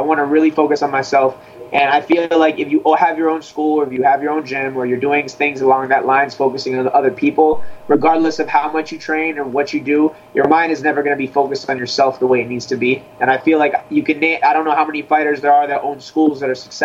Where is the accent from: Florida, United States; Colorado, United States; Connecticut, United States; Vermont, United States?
Florida, United States; Sunrise; I come from Sunrise, Florida.